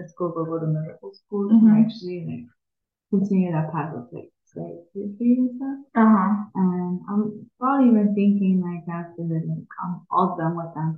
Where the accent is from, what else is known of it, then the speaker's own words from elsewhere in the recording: Oxnard, California, United States; now in Los Angeles, United States; I'm from Oxnard